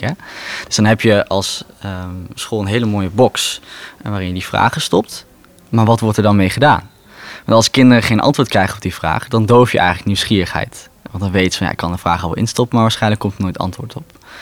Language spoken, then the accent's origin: Dutch; Raalte, Overijssel, Netherlands; moved away as an adult; now in Rotterdam, Netherlands; Geboren en getogen in Raalte